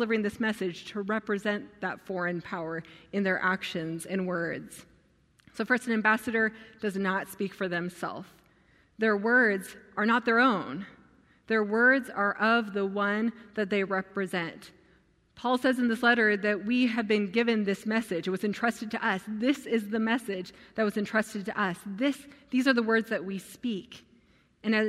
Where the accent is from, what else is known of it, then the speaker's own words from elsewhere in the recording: United States; also born or lived in Afghanistan; I couldn't stop being American. I mean, I look very American